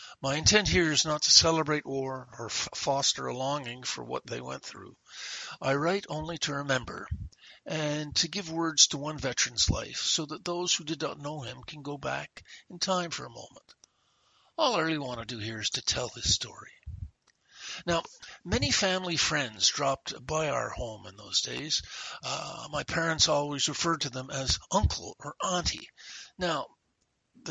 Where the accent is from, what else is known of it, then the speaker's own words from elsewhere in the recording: Montreal, Quebec, Canada; from very early childhood growing up in Montreal.